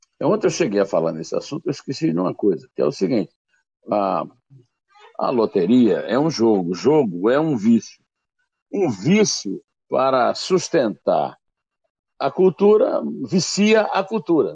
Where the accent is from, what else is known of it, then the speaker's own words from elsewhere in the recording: Brazil; é o meu país, nasci aqui